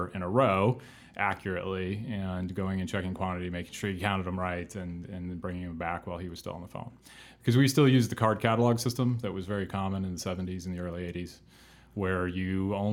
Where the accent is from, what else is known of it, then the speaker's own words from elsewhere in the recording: Fairbanks, Alaska, United States; moved away; And he took a job in an International dealer in Alaska, in Fairbanks, Alaska, post the pipeline years. And that's where I was born